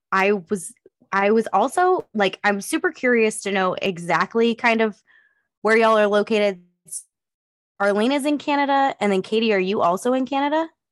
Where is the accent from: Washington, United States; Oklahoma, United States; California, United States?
California, United States; Northeastern; also born or lived in Eastern Oregon; now in East Texas, United States; I grew up in Northeastern California